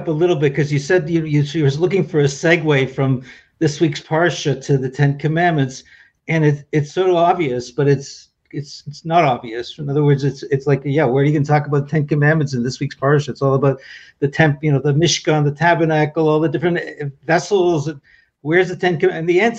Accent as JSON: {"language": "English", "town": "Toronto", "region": "Ontario", "country": "Canada", "moved": "yes", "lives_now": "Israel", "said": "You know, I made Aliyah. I came to Israel from Toronto, Canada."}